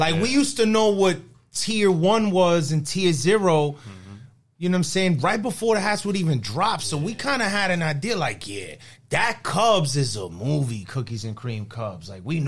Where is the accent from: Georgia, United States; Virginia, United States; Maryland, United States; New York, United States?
New York, United States; New York City; we're from the Bronx, man. You know where we're from? We're from the North.